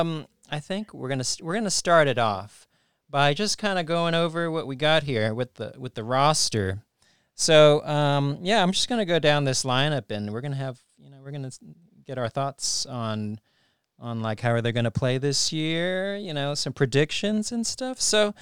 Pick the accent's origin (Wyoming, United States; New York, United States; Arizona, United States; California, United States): California, United States; We're from the Bay. We are Warriors fans.